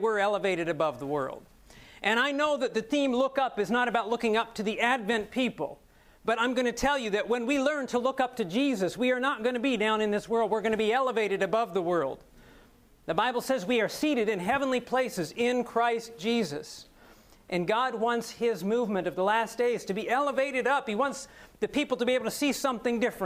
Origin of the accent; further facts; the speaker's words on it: Ohio, United States; I'm an Ohio boy. I was born here in Ohio and raised here